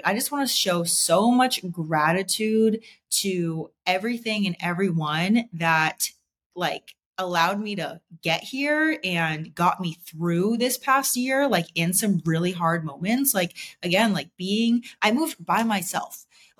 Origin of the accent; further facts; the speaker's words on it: Boston, Massachusetts, United States; moved away; Like if I was still living in Boston, like I came from Boston, if I was still living there today, like I would not be who I am today.